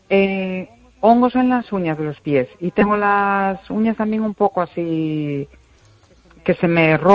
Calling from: Vigo, Galicia, Spain; de Vigo.

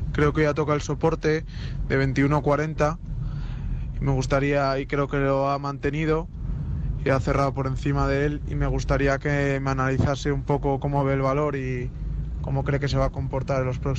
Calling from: Madrid, Community of Madrid, Spain; Hola, buenas tardes … de Madrid.

